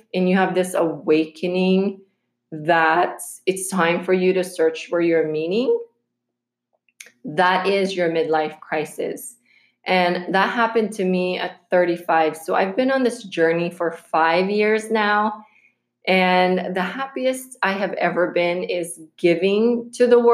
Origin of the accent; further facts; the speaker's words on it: Philippines; moved away; when we were growing up in the Philippines